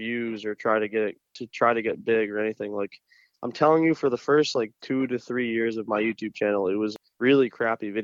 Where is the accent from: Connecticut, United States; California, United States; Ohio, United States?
Connecticut, United States; moved away as an adult; also born or lived in Washington, D.C.; now in Seattle, United States; I'm from Connecticut